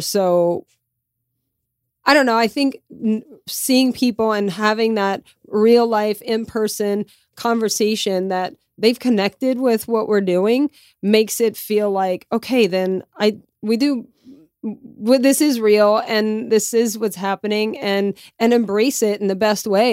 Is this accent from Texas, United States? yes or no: no; Lafayette, Louisiana, United States; moved away as an adult; also born or lived in New York City; my hometown in Lafayette, Louisiana